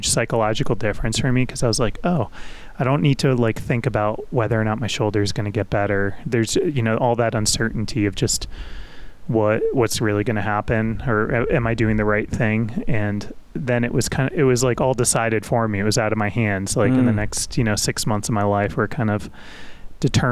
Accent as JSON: {"language": "English", "area": "Westchester County", "region": "New York", "country": "United States", "tie": "born or raised there", "also_born_or_lived": "Brooklyn, New York", "said": "I was born in Brooklyn and lived in a couple different towns in Westchester County, kind of in grade school."}